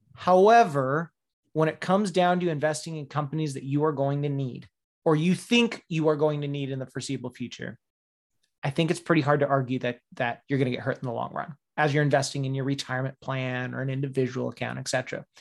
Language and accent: English; Faircrest, Washington, United States; now in Upper Peninsula, United States; I'm from Faircrest, Washington.